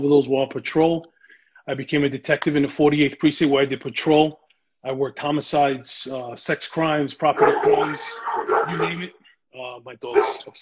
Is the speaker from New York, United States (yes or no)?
yes; New York City, New York, United States; I'm Puerto Rican, born and raised in the Bronx, and I served in the community where I was born and raised.